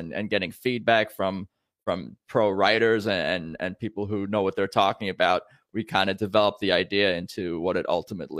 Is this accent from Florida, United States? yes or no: no; Long Island, New York, United States; I'm from New York originally, from Long Island.